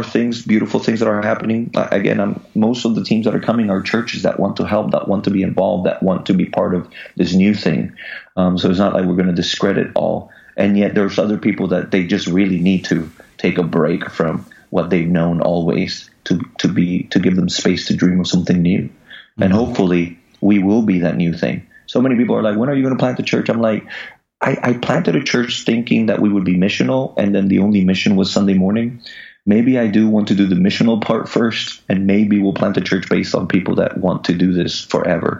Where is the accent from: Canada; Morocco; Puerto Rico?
Puerto Rico; Just us Puerto Ricans